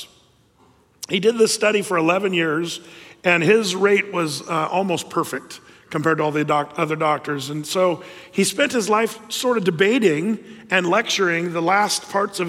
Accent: Southern Oregon, United States; I grew up in Southern Oregon where we had rivers and lakes

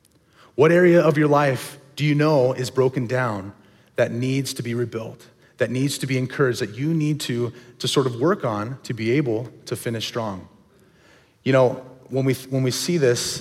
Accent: Cornelius, Oregon, United States; My family, we grew up over in Cornelius area, and we went to the small little church, Dilley Bible Church

